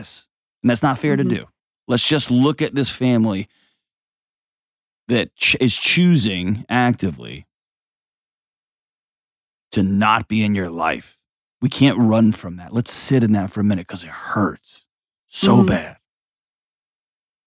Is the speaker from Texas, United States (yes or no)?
yes; Texas, United States; moved away as an adult; I grew up, I've spent my whole life, except for the last 5 years, in Texas.